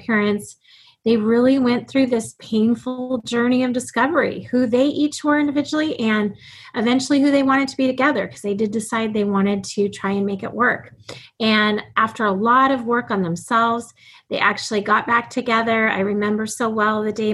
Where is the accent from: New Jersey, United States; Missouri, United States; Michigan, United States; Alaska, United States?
Alaska, United States; I was born and raised in Alaska